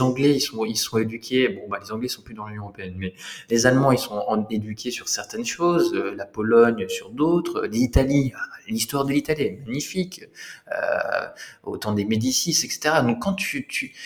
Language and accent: French; Lorraine, Grand Est, France; j'ai grandi en Lorraine. J'ai grandi en Lorraine.